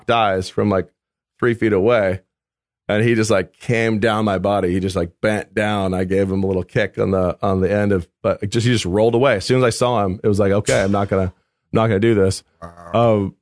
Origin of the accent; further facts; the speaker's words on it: the Northwest, Pacific Northwest, United States; coming from the Northwest, a landlubber.